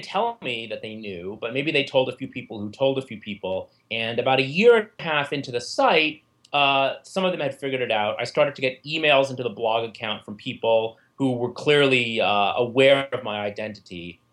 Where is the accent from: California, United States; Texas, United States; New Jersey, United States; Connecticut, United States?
New Jersey, United States; working as a federal prosecutor in my home state of New Jersey.